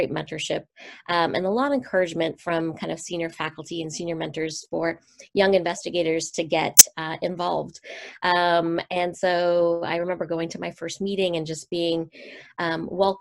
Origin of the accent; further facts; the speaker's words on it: Seattle, Washington, United States; also born or lived in San Francisco; I was born and raised in Seattle, Washington